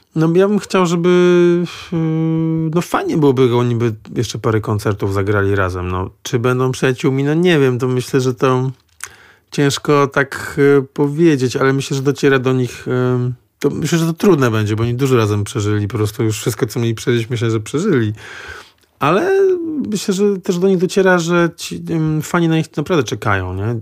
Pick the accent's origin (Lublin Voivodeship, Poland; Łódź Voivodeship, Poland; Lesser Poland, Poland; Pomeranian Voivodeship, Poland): Pomeranian Voivodeship, Poland; Gdańsk; ja jestem z Gdańska